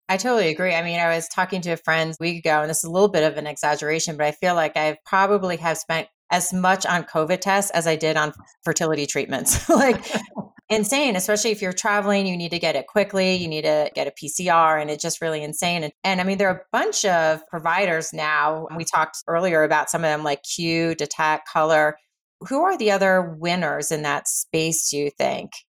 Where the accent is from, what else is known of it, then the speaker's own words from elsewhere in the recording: Erie, Pennsylvania, United States; moved away; I was born in Erie, PA